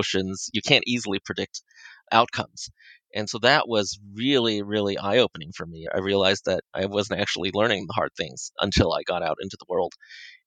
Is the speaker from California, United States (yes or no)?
yes; Los Angeles, California, United States; I was born and raised in Los Angeles, the son of immigrant parents